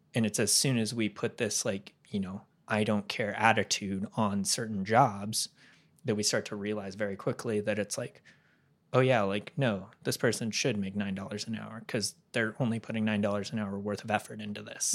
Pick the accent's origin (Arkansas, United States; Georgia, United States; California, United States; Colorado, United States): California, United States; moved away; I'm from California